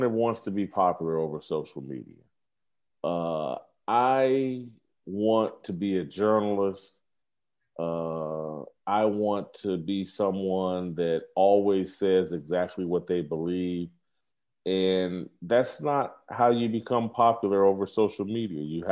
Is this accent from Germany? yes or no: no; Indianapolis, Indiana, United States; moved away as an adult; also born or lived in Kansas City / Los Angeles; the same neighborhood I grew up in Indianapolis, went to my high school